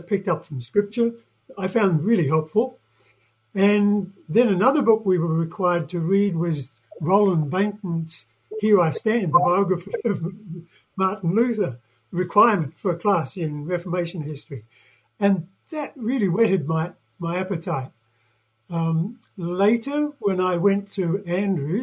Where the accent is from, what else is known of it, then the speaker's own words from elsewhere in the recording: New Zealand; moved away; I'm a Kiwi, yeah, from New Zealand